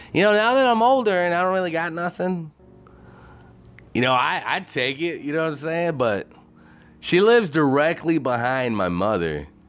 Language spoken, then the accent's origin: English; Texas, United States; also born or lived in Dallas; I was born in Texas